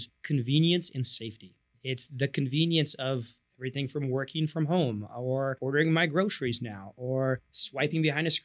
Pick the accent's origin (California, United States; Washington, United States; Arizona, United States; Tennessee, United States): Washington, United States; Tacoma; now in Seattle, United States; Born and raised in Tacoma